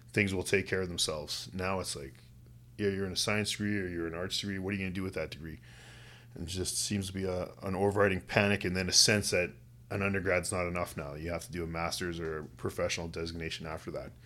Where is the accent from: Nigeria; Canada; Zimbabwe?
Canada; West Kootenays, British Columbia; now in Kamloops, Canada; I grew up in the West Kootenays.